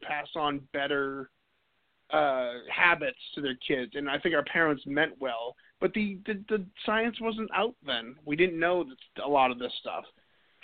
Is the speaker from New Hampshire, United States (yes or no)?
yes; New Hampshire, United States; moved away as an adult; I'm originally from New England and New Hampshire